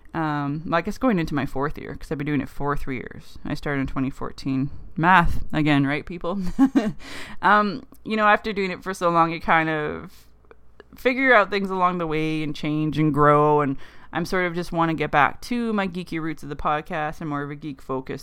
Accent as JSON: {"language": "English", "country": "Canada", "said": "being a Canadian girl"}